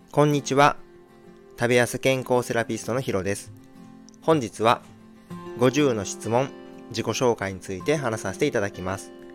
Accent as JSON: {"language": "Japanese", "area": "Shikoku", "region": "Tokushima", "country": "Japan", "tie": "born or raised there", "said": "出身地はどこ四国の徳島県です。"}